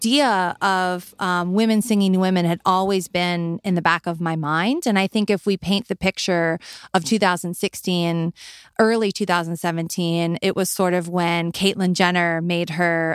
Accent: New Orleans, Louisiana, United States; I'm from New Orleans

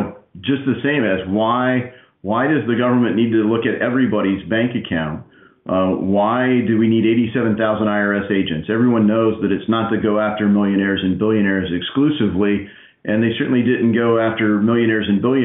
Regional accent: Ohio, United States; I'm a conservative from Southwest Ohio.

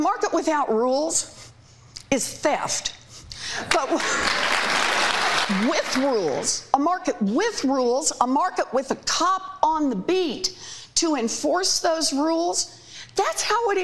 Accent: Oklahoma, United States; moved away; also born or lived in Massachusetts; Well, I grew up in Oklahoma.

